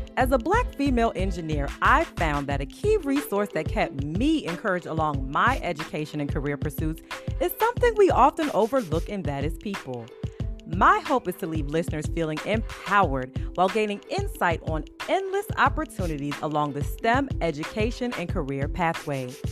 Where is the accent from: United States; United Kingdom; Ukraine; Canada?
United States; I grew up in the States